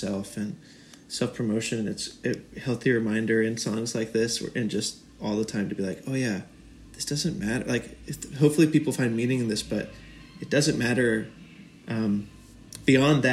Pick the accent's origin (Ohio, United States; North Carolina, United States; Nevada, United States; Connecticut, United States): North Carolina, United States; now in New York, United States; all of us grew up in North Carolina, in not in big cities, small towns to small cities